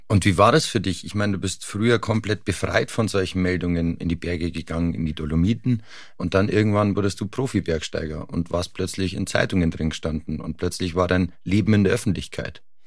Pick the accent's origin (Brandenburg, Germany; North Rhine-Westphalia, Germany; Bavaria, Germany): Bavaria, Germany; near Garmisch-Partenkirchen; Ich bin in der Nähe von Garmisch-Partenkirchen aufgewachsen